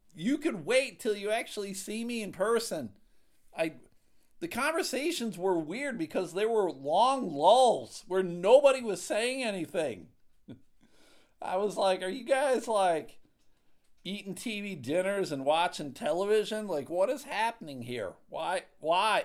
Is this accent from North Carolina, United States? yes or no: no; Buffalo, New York, United States; moved away; I'm from Buffalo